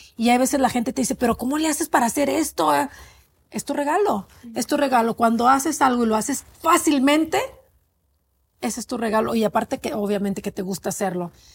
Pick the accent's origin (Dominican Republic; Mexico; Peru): Mexico; moved away; soy inmigrante, soy mexicana